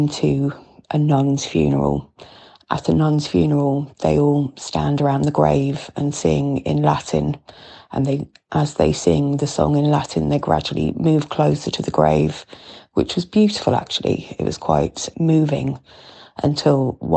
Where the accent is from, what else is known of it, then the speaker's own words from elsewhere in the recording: London, United Kingdom; accent: big London accent; moved away as an adult; now in Ireland; my big London accent